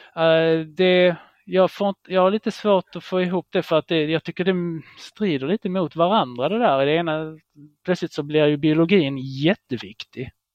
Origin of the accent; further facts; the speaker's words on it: Israel; now in Sweden; det är mitt landet där jag är född i, Israel